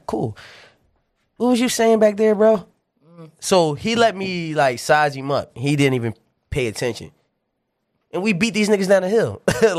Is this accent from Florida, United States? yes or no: no; New Jersey, United States; Well, I'm just saying I'm from Jersey.